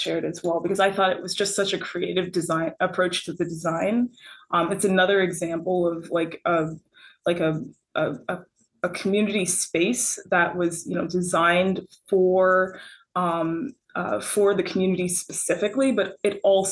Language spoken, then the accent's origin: English; North Miami, Florida, United States; I grew up in a city called the City of North Miami